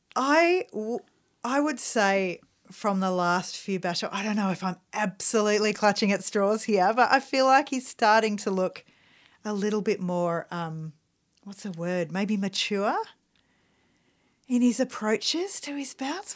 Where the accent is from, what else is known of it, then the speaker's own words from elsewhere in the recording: Australia; we're Australian